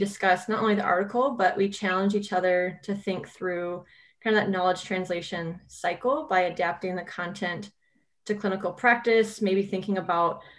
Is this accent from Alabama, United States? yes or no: no; California, United States; moved away as an adult; also born or lived in Iowa / Minnesota; I'm originally from California. I moved to the Midwest for undergraduate in Iowa